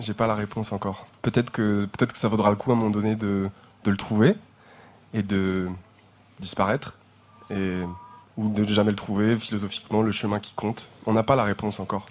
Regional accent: Terrenoire, Auvergne-Rhône-Alpes, France; moved away; on vient de Terre Noire, on vient de Terre Noire

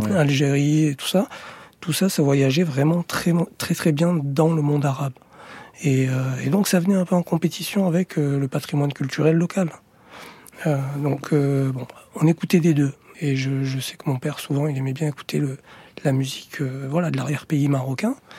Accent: France; moved away; also born or lived in Ménilmontant, Paris / Valencia, Spain; Moi, je suis né en France. Euh, je me sens français.

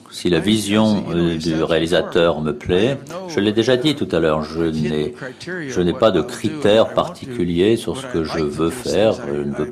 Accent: Algeria; Bonjour, euh, je viens d'Algérie, euh, je suis assez ému de vous uh, poser une question

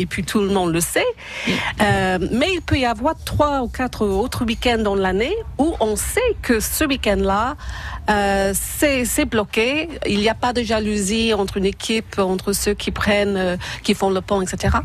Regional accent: Ireland; now in France; chez moi, en Irlande

